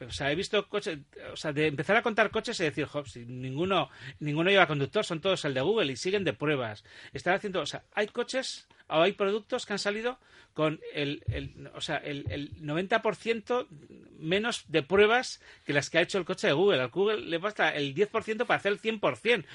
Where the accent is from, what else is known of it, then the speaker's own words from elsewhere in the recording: Basque Country, Spain; los vascos sabemos